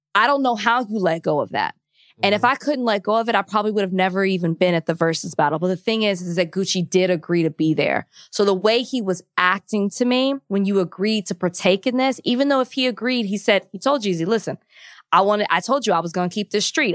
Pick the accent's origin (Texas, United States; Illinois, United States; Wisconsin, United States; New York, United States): Texas, United States; moved away; my home state of Texas